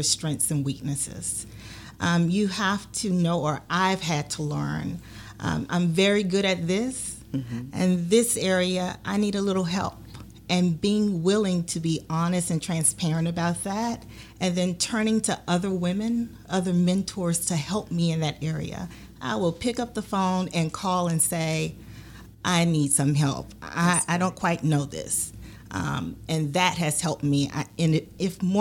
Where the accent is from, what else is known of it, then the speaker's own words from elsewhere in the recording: Natchitoches, Louisiana, United States; now in Baton Rouge, United States; I was actually born and raised in Natchitoches, Louisiana. And I came here at the age of 18 to attend Southern University